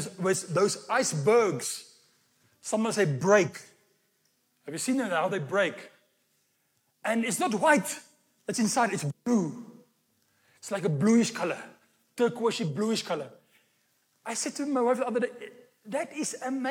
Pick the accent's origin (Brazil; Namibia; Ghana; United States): Namibia; Walvis Bay, Erongo; the sand dune in Walvis Bay, where I was born in Namibia